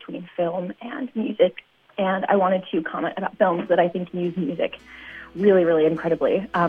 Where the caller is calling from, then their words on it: Chicago, Illinois, United States; I'm calling from Chicago, Illinois.